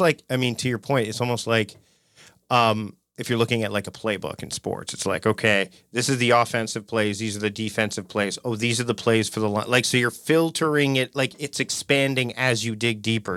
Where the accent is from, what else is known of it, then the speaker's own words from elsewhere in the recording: Canada; I'm Canadian